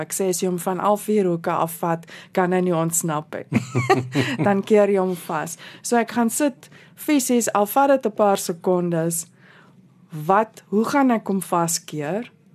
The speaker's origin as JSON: {"language": "Afrikaans", "country": "South Africa", "said": "Ons is nou Suid-Afrikaners"}